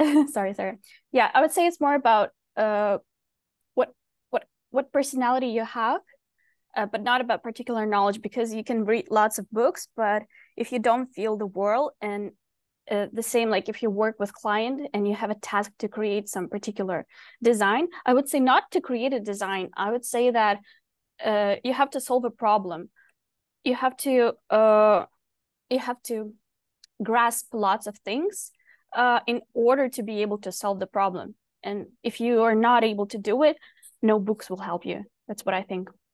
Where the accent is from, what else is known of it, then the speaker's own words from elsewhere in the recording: Ukraine; moved away as an adult; now in Vancouver, Canada; I live in Vancouver, but basically I'm from Ukraine, where I basically started designing